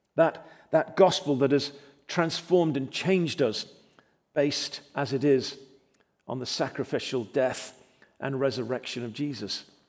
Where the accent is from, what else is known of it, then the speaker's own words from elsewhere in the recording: England, United Kingdom; now in United States; I was born in England, but I'm delighted and privileged to call myself an American.